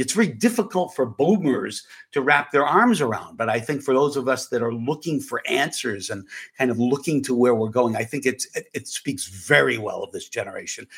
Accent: Manchester, New Hampshire, United States; I grew up in Manchester, New Hampshire

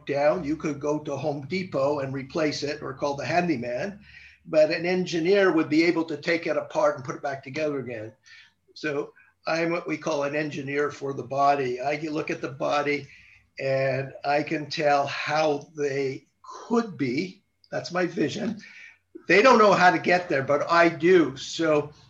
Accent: Montreal, Quebec, Canada; now in Southern California, United States; I'm originally from Montreal, Canada.

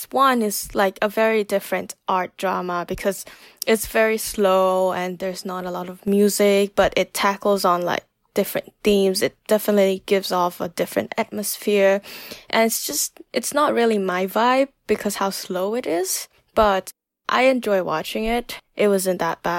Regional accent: Bangkok, Thailand; moved away as an adult; now in Minnesota, United States; I grew up in Bangkok, was born there as well, and I recently moved

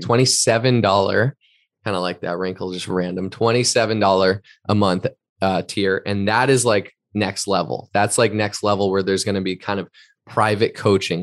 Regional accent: East Coast, United States; moved away as an adult; also born or lived in Boston; now in Southern California, United States; an East Coaster myself, like, from the East Coast

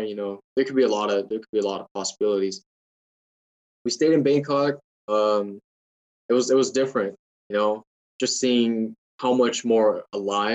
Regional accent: United States; I was from the United States.

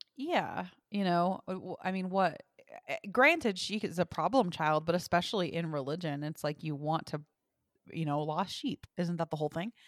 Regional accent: the South, United States; accent: southern; I'm from the South

